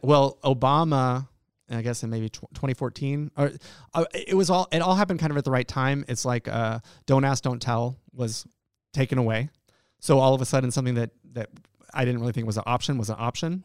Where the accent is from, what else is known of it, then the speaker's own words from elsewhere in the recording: Friendswood, Texas, United States; moved away as an adult; also born or lived in Estonia / Washington D.C.; now in Alaska, United States; I grew up in a small town in Texas. I grew up in Friendswood, Texas